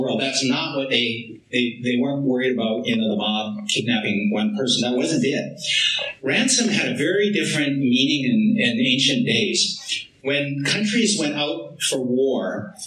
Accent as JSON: {"language": "English", "area": "Vancouver Island", "region": "British Columbia", "country": "Canada", "said": "I'm from Vancouver Island, you know, a French Métis boy"}